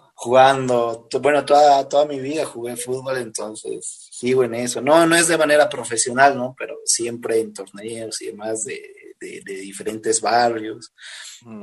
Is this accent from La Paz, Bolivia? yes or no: yes; La Paz, Bolivia; soy de acá de Bolivia, de la ciudad de La Paz.